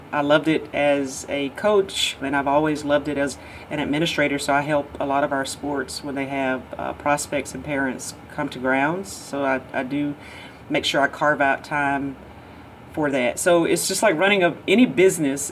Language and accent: English; Georgia, United States; growing up in Georgia, obviously you think about your home state school all the time, but I grew up 30 minutes from Auburn University